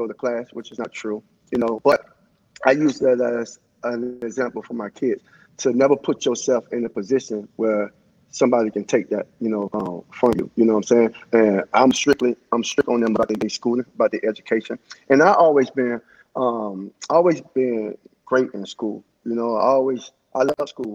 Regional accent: Miami, Florida, United States; because I'm from Miami.

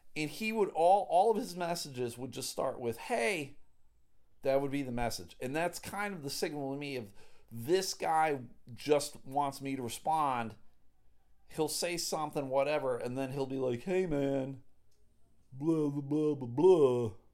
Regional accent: Clarence, New York, United States; now in Michigan, United States; Grew up in Buffalo. Big Bills fan

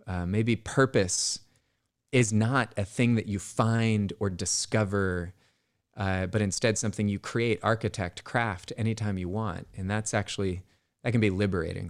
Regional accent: Bay Area, California, United States; I grew up in the Bay Area

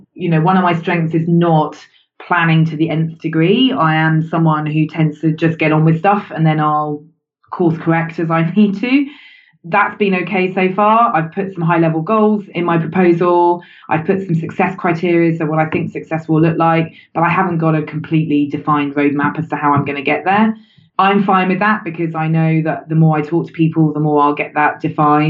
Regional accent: United Kingdom; I'm British.

